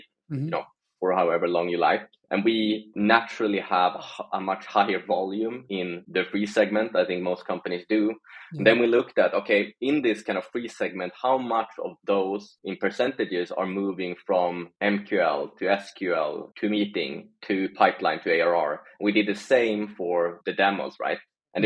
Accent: Sweden; I'm from Sweden originally, still living here.

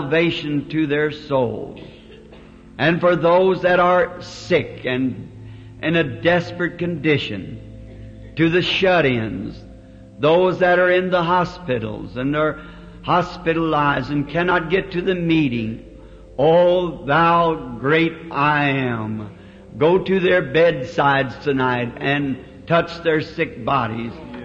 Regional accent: the South, United States; I'm a Southerner

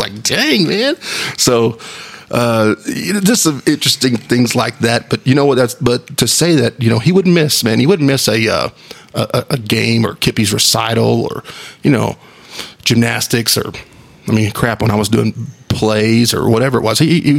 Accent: Wolfforth, Texas, United States; we grew up in Wolfworth in our house

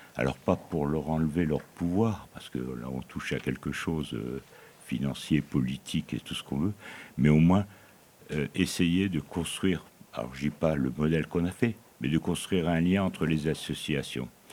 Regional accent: Aubagne, Provence-Alpes-Côte d'Azur, France; je suis d'Aubagne

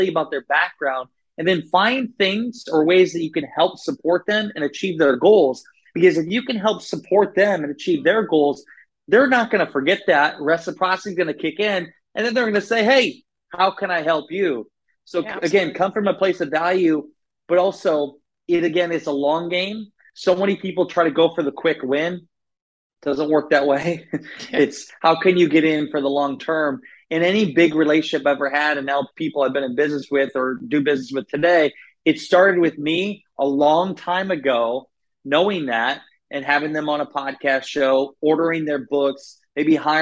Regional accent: Northeast Iowa, United States; I grew up in Northeast Iowa. So I grew up in the Midwest

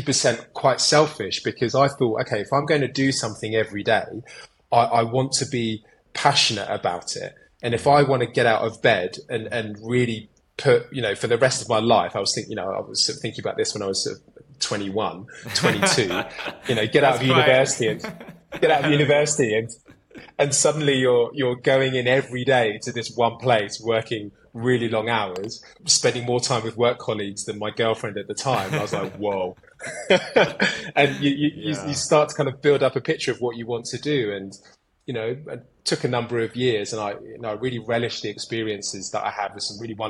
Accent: Kent, South East England, United Kingdom; moved away as an adult; also born or lived in London; now in North India; I grew up in the Kent countryside

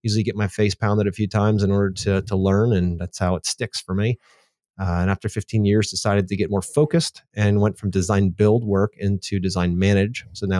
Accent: Easton, Pennsylvania, United States; I was born and raised in Easton, Pennsylvania, a little town next to the Delaware River, about as east of, as far as east you can get in Pennsylvania before you end up in New Jersey.

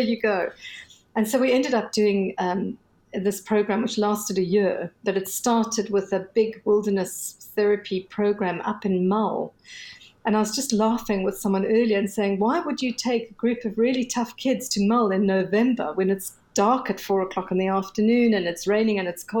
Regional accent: South Africa; I'm South African

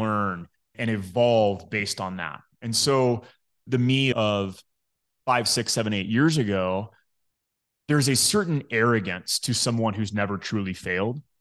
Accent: Midland, Texas, United States; I grew up in Midland, Texas

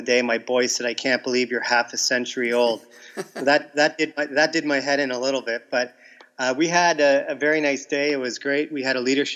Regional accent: Windsor, Ontario, Canada; moved away as an adult; I'm from Canada, Windsor, Ontario, which is a border city with Detroit, Michigan

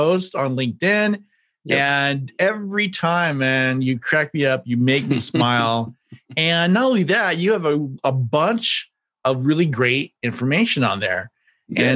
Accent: Kansas, United States; I grew up in the Midwest as well. I grew up in Kansas. We had a family farm

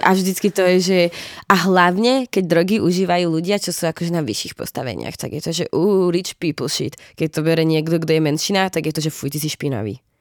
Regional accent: Slovakia; now in Prague, Czech Republic; ja som z malého mesta zo Slovenska, kde nemáme jeden klub

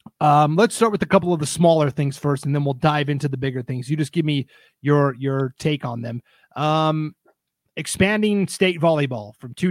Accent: Montana, United States; now in Idaho, United States; But I grew up in Montana and they have the javelin there.

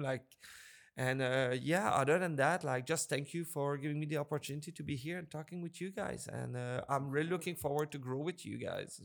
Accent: Montreal, Quebec, Canada; also born or lived in British Columbia; now in Nova Scotia, Canada; I'm originally from Montreal

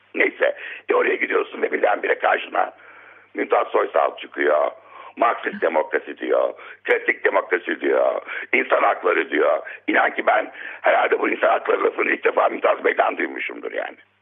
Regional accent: Izmir, Turkey; moved away; also born or lived in Istanbul / Diyarbakır; İstanbul'da doğmuşum. İlkokula Diyarbakır'da başlamışım. E, ne bileyim ben işte ama İzmir'e gitmişim. En çok uzun orada kalmışım

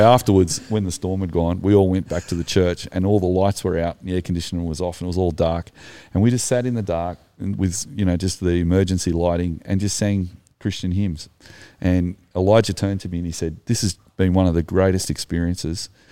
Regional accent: Sydney, New South Wales, Australia; I'm from Sydney

